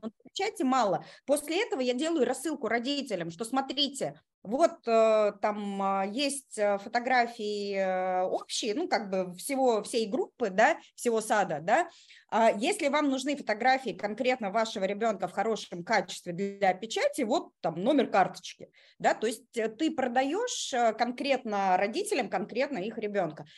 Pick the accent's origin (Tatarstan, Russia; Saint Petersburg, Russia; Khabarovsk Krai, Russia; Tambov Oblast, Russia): Tatarstan, Russia; Kazan; moved away as an adult; now in Moscow, Russia; я из Казани. Я такая наполовину татарка да, из наших. Вот. А, последние 16 лет я живу в Москве